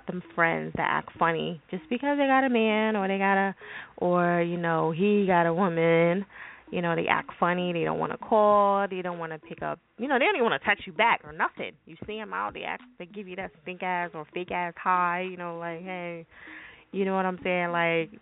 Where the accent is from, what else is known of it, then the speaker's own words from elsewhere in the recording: New Jersey, United States; I'm from Jersey